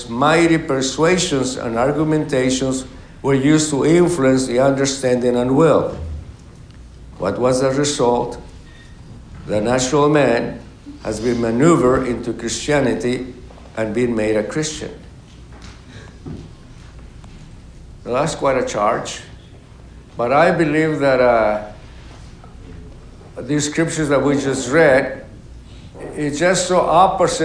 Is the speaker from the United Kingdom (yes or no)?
no; Mexico; moved away; also born or lived in Mexico City; my hometown is 1,600 miles from Mexico City